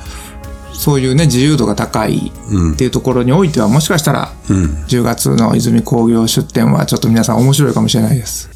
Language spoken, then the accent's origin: Japanese; Kansai, Japan; accent: Kansai dialect; 関西弁が出てまう